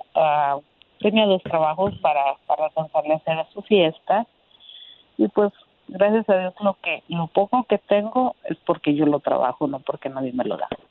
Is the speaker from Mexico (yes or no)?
yes; Aguascalientes, Mexico; moved away as an adult; now in Indiana, United States; Yo soy de Aguas, yo soy de Aguascalientes, tengo 41 años. Llevo 24 años ya viviendo aquí en Estados Unidos